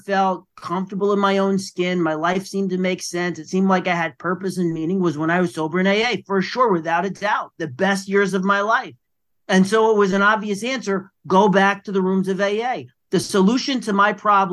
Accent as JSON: {"language": "English", "town": "New York City", "region": "New York", "country": "United States", "said": "I am from the Bronx, New York"}